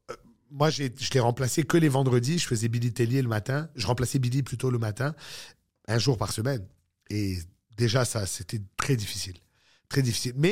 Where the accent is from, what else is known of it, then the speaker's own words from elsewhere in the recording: Ville-Saint-Laurent, Quebec, Canada; accent: Moroccan Jewish; moi aussi, j'ai un accent. Je suis francophone. Fine. Mais j'ai un accent juif marocain de Ville-Saint-Laurent, là